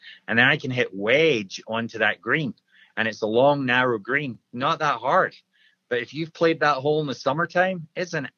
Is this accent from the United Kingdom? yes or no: yes; Scotland, United Kingdom; I'm a Scotsman